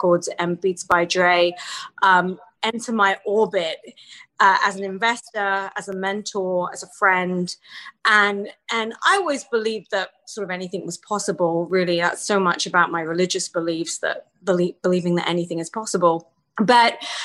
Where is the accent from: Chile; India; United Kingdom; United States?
United Kingdom; England; born or raised there; moved away